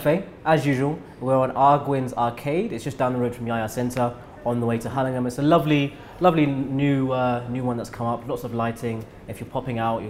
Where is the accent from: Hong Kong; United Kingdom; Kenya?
Kenya; I'm Kenyan